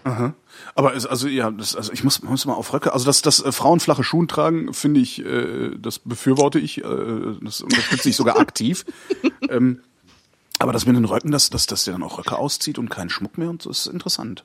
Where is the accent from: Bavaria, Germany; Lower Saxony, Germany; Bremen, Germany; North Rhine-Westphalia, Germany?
North Rhine-Westphalia, Germany; Cologne; moved away as an adult; ich komme aus Köln